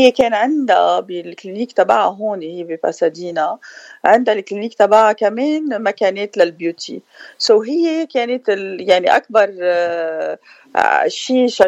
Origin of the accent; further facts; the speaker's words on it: Beirut, Beirut Governorate, Lebanon; moved away as an adult; also born or lived in Paris; now in United States; انا من بيروت آه، جيت بال87 على امريكا ودرست هون عملت الباتشلرز وماسترز ديجري تبعي انترناشونال افيرز ومن بعدها تركت وعشت بباريس ومن بعدها عشت بلبنان